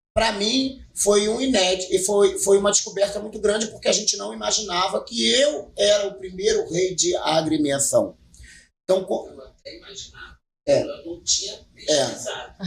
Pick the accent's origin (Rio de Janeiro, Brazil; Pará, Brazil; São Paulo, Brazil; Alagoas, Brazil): Rio de Janeiro, Brazil; eu sou cria do Complexo do Lins